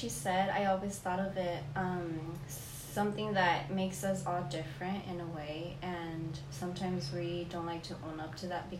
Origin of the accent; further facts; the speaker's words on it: Fresno, California, United States; I'm from here, from Fresno, the county, and I study liberal studies